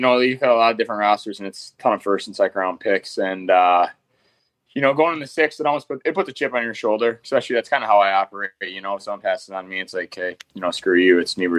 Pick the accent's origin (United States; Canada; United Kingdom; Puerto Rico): Canada; Manitoba; So I come from Manitoba, where, a go-to guy in the power play or played first line and, put up points with some really good players down there too.